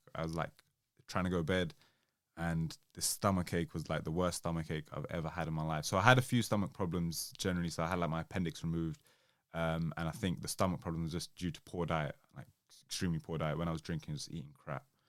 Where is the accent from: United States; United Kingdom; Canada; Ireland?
United Kingdom; Southall, London; I grew up in South Hill.